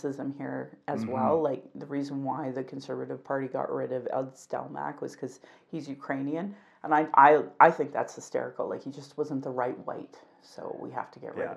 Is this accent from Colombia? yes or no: no; Alberta, Canada; I'm born and raised in Alberta